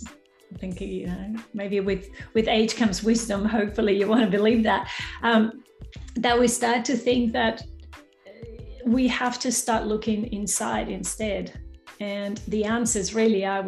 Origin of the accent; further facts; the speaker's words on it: Peru; accent: not 100% Australian; now in Western Australia, Australia; my accent is not 100% Australian. So I was born in South America, in Peru. So I've speak Spanish, I've learned American English, and I've been living in Australia for nearly 3 decades now.